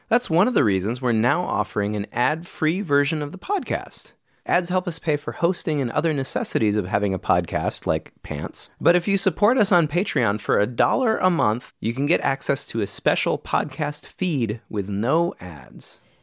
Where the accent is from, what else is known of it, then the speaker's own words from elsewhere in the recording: Chicago, Illinois, United States; now in Texas, United States; I grew up in Chicago